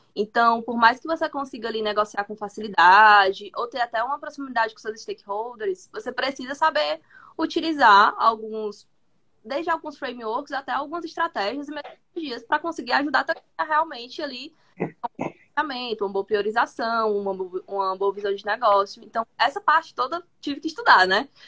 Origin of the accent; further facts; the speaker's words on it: Fortaleza, Ceará, Brazil; sou de Fortaleza, Ceará